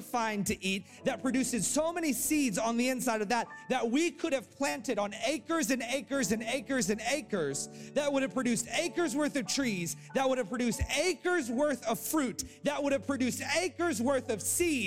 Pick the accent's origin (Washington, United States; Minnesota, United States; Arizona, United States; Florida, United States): Florida, United States; I grew up in Florida, also known as heaven